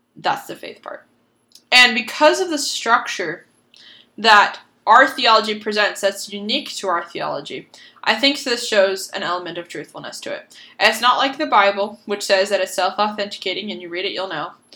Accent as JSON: {"language": "English", "town": "Boston", "region": "Massachusetts", "country": "United States", "said": "I'm from Boston, Massachusetts"}